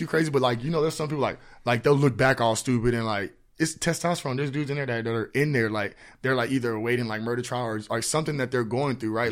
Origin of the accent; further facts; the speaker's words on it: Houston, Texas, United States; now in San Antonio, United States; born here, but I was raised out in Houston. So, like, I graduated out in Houston.